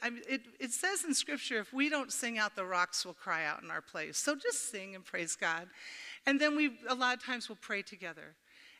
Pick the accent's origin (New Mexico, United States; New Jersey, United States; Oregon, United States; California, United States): Oregon, United States; I said, Oregon.